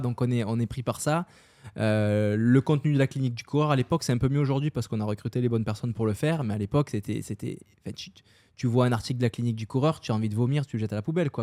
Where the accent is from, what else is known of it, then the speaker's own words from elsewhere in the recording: France; accent: French; moved away as an adult; also born or lived in Paris; now in Montreal, Canada; moi, je suis français d'origine, on l'entend sûrement à mon accent.